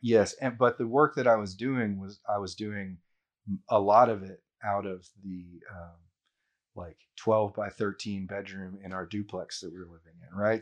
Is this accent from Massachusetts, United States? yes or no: no; Houston, Texas, United States; all of us Houstonians that are, like, that are entrepreneurs